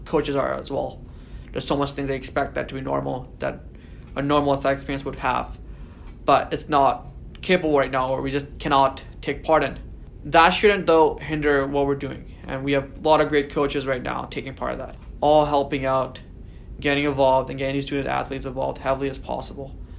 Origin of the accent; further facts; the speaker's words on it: Delta, British Columbia, Canada; I still live in the North End. This is very much home for me. I moved to North End around in 2000 or 2001 when I was six or seven years old.